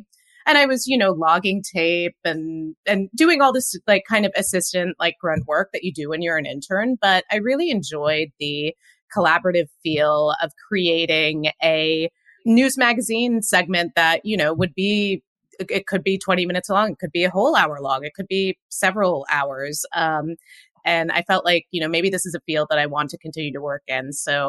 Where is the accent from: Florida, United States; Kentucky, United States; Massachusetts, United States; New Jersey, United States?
New Jersey, United States; also born or lived in upstate New York; now in Los Angeles, United States; I went to school at Cornell University in upstate New York, and I grew up in New Jersey. So New York was always the big city.